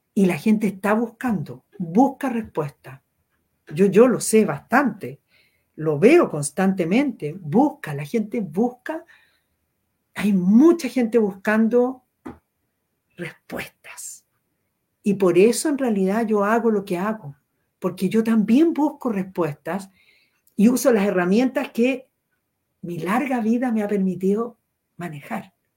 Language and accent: Spanish; Chile; tenemos como, como chilenos